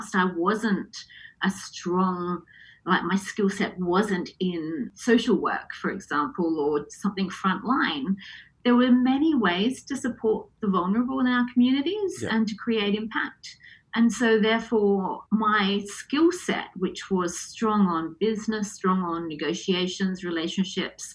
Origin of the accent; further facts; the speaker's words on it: Adelaide, South Australia, Australia; moved away as an adult; also born or lived in Hong Kong / London; I was brought up in Adelaide fairly conventionally